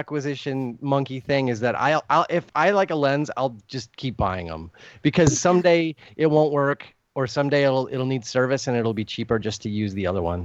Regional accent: United States; I'm an American

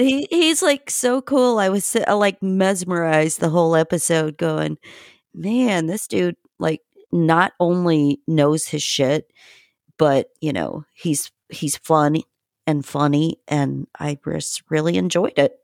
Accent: Indiana, United States; I grew up in Indiana

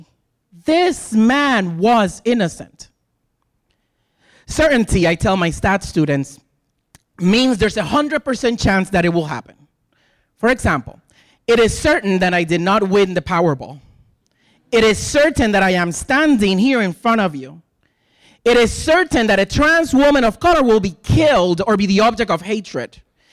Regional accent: Puerto Rico; English is a second language; moved away as an adult; also born or lived in Iowa City, Iowa; now in United States; I'm a gay Puerto Rican who just moved to the suburbs

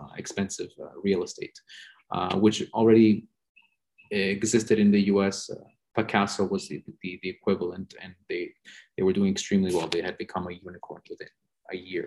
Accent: Greece; moved away; I come from Greece

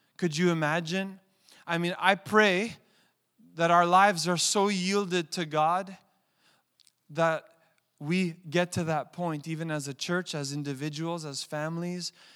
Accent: Montreal, Quebec, Canada; I was born in Montreal. I'm the son of, uh, immigrant parents from Italy

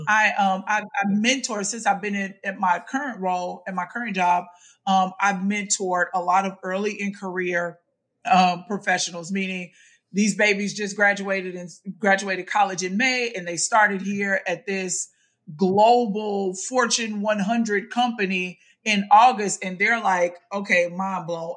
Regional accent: Mississippi, United States; I grew up in Mississippi.

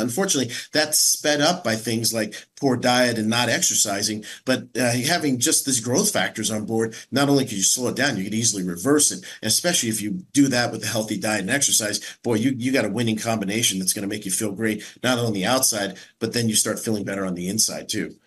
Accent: San Francisco, California, United States; As a as a Chinese American, I was raised in San Francisco

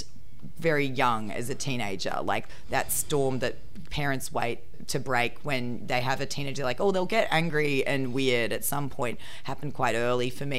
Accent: Bathurst, New South Wales, Australia; also born or lived in Forbes; growing up in the country as well, I think growing up in Bathurst, Forbes, but, you know, Bathurst by the time I was really getting into this music

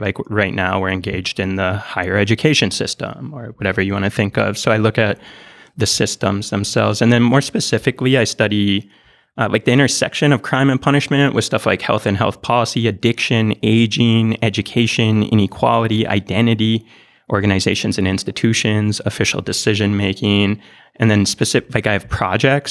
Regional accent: Iron Range, northern Minnesota, United States; moved away; I was born on the Iron Range in northern Minnesota.

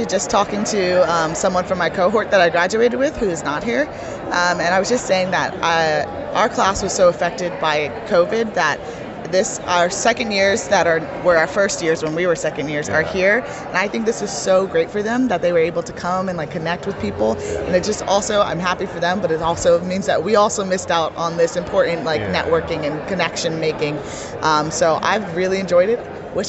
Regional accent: Pennsylvania, United States; now in Bradenton, United States; I'm originally from Pennsylvania, and now I'm in Bradenton, Florida with IMG Academy.

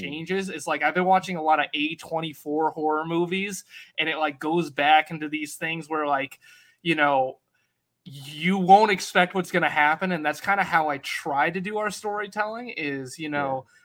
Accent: Worcester, Massachusetts, United States; I am from the Northeast, so I'm from Worcester, Mass

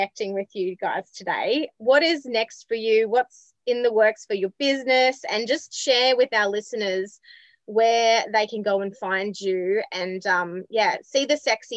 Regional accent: Scotland, United Kingdom; I'm Scottish

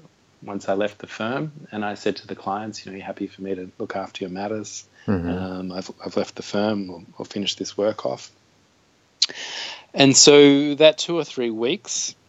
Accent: Byron Bay, New South Wales, Australia; moved away; From Byron Bay, my hometown in Australia

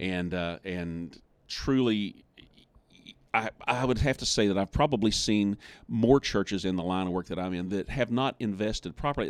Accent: West Virginia, United States; I'm from West Virginia

